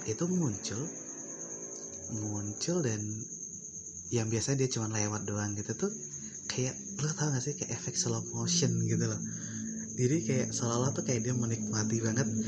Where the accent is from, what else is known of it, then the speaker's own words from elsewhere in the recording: Sumatra, Indonesia; karena kan karena kan gue dari Sumatera nih jadi gue kalau kayak sama mitos-mitos kayak gitu tuh jujur aja gue rada skeptis ya